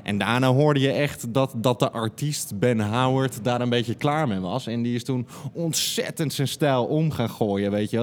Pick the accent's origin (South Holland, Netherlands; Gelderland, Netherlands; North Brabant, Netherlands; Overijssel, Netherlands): Gelderland, Netherlands; Nunspeet; moved away; also born or lived in Diemen / Breda; Geboren in Diemen en toen in Nunspeet op de Veluwe opgegroeid acht jaar in Breda gewoond.